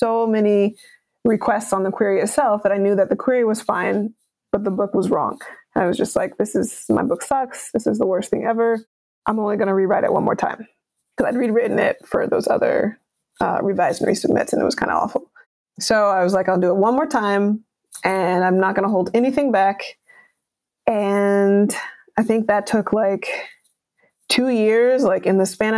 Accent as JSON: {"language": "English", "country": "United States", "said": "if we're American"}